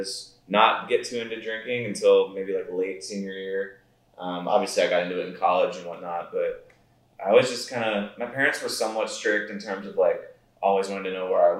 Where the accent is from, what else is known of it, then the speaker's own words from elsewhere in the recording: outside of Pittsburgh, Pennsylvania, United States; I grew up outside of Pittsburgh, about an hour away